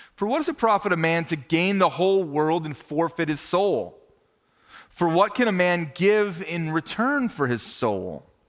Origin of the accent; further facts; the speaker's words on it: Minnesota, United States; now in Ohio, United States; growing up in Minnesota